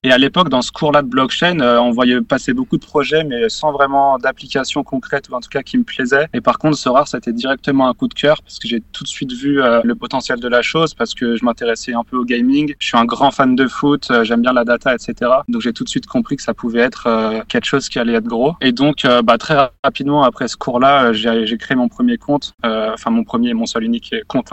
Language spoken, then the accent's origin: French; Savoie, Auvergne-Rhône-Alpes, France; now in Paris, France; je suis originaire de Savoie